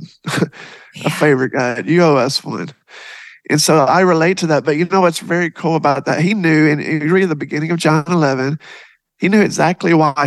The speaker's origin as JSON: {"language": "English", "region": "Texas", "country": "United States", "said": "I am actually from Texas"}